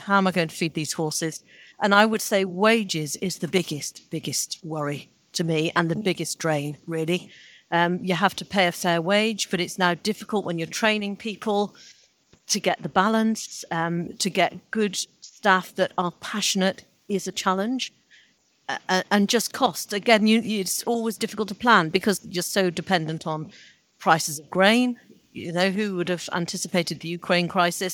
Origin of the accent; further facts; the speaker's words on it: Salford, North West England, United Kingdom; I was born in Salford.